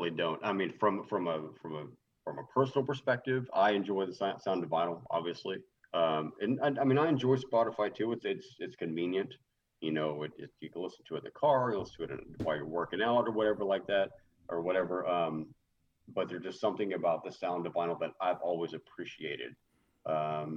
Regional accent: Texas, United States; I'm Texan

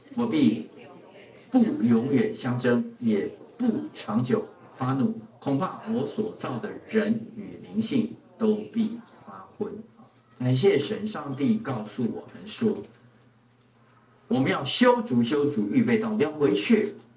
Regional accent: Taiwan

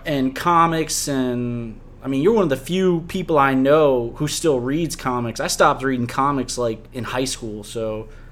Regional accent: Harvey, Louisiana, United States; we both grew up on the West Bank. I grew up in Harvey

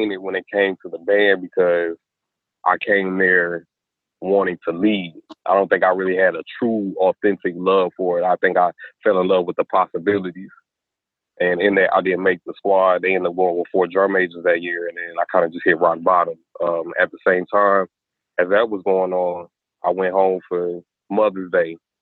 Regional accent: Detroit, Michigan, United States; moved away as an adult; now in Mississippi, United States; growing up in Detroit

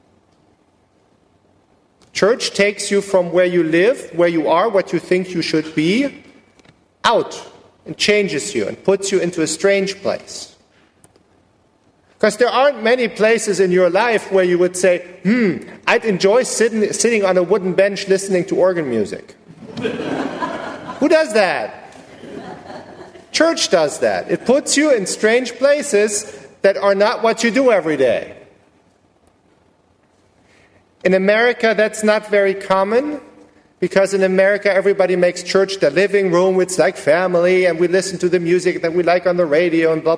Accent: Germany; moved away as an adult; now in Rosenberg, United States; I was born and raised in Germany and came to the U.S. 11 years ago

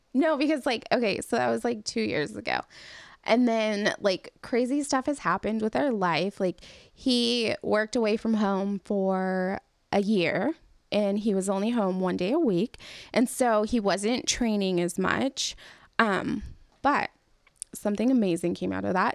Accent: California, United States; I'm from California

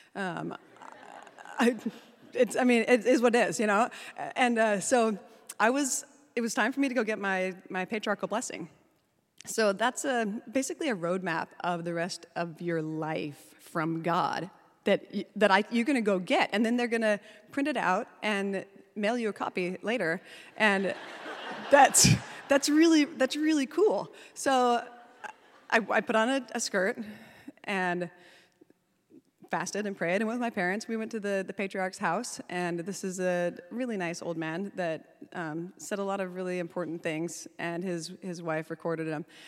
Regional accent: Salt Lake City, Utah, United States; I was born in Salt Lake City at the L D S Hospital.

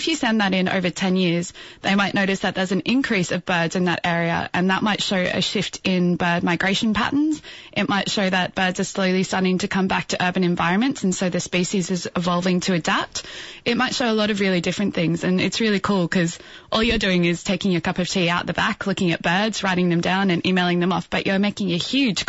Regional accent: Brisbane, Queensland, Australia; also born or lived in Indooroopilly; now in Sydney, Australia; I grew up in Bulimba, but then moved across the river to Indooroopilly.

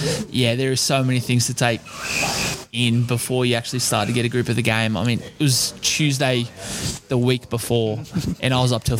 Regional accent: Penrith, New South Wales, Australia; kid growing up in Penrith

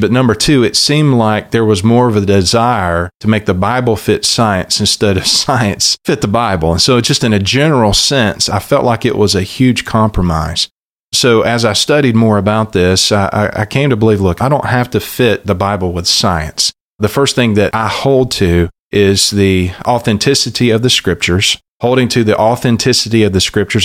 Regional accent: South Alabama, United States; also born or lived in Louisville, Kentucky; what I had heard from pulpits growing up on Sunday mornings in South Alabama and my home church

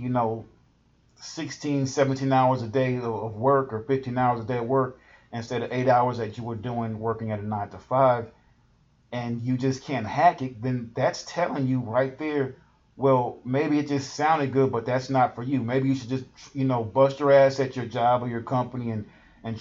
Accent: Houston, Texas, United States; I'm from Houston

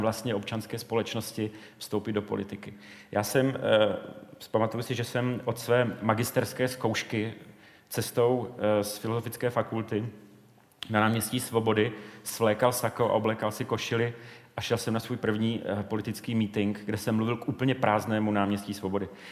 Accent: Brno, South Moravian Region, Czechia; v Brně, v mém rodném městě

